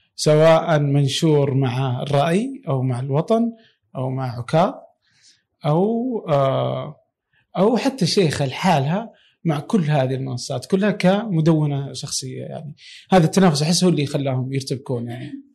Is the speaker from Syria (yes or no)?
no; Saudi Arabia; عندنا في السعودية